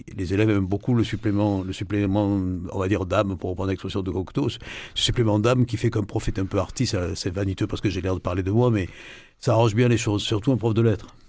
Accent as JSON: {"language": "French", "region": "Provence-Alpes-Côte d'Azur", "country": "France", "also_born_or_lived": "Marseille / Morocco / Nièvre", "moved": "as an adult", "said": "je suis des Alpes-Maritimes"}